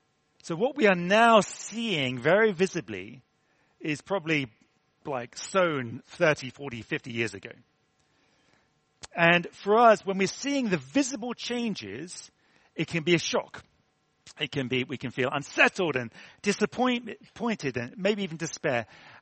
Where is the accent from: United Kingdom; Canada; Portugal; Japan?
United Kingdom; England; as an Englishman who is brought up with Christmases upon Christmases and trees upon trees